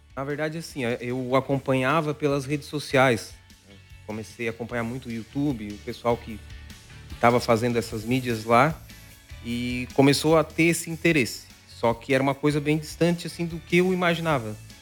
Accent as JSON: {"language": "Portuguese", "town": "Araranguá", "region": "Santa Catarina", "country": "Brazil", "said": "sou de Araranguá"}